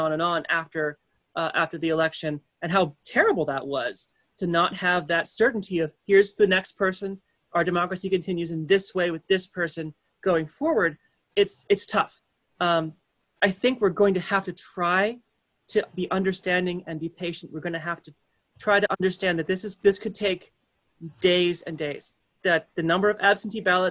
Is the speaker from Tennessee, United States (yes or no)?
no; Connecticut, United States; we're from Connecticut